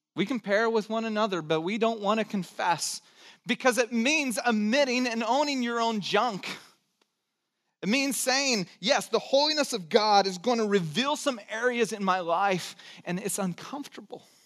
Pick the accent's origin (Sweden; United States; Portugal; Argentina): United States; Santa Cruz, California; also born or lived in Texas / Georgia; nine years and then grew up in Santa Cruz and lived in Georgia for three.